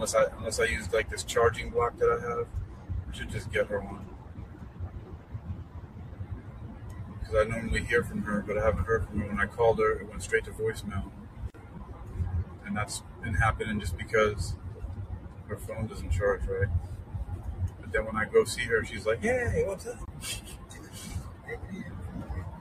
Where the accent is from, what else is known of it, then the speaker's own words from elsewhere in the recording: New York City, New York, United States; now in Hampton Roads, United States; I grew up in South Bronx